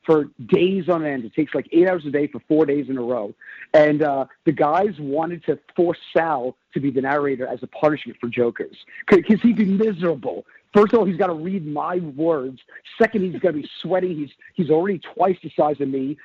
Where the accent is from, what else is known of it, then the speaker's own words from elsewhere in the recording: New York City, New York, United States; also born or lived in Brooklyn; the guys and I were regular guys from Staten Island